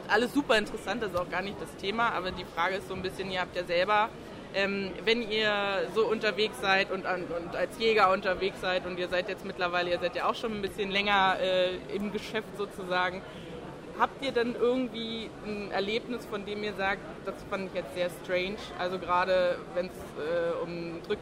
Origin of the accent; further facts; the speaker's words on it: Brandenburg, Germany; Äh, also ursprünglich äh, komme ich aus Brandenburg